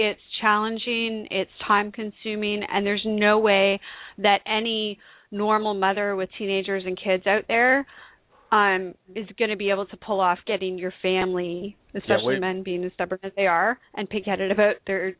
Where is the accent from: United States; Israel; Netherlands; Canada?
Canada; accent: Canadian; I'm Canadian, eh?